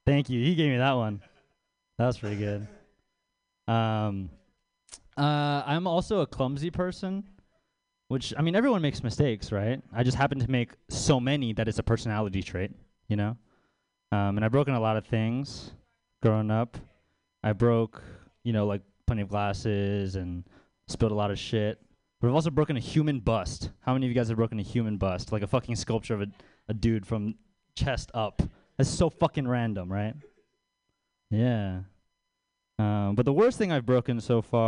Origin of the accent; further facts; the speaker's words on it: Baltimore, Maryland, United States; moved away; I'm from Baltimore, out east. I grew up in a suburb out there